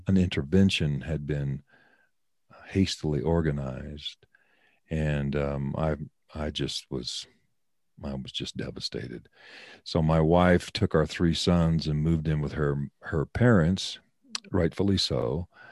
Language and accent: English; Colorado, United States; moved away as an adult; also born or lived in Oklahoma / Seattle, Washington; My wife and I are both born and raised in Colorado